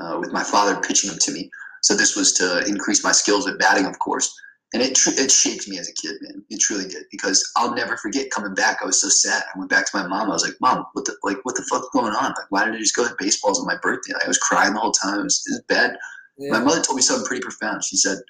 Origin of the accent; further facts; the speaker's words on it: Ohio, United States; I grew up in Ohio where there was factory workers